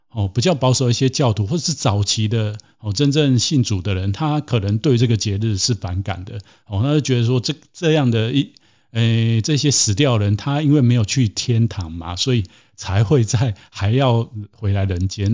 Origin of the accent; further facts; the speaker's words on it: Taiwan; 像我自己在台湾出生，在台湾长大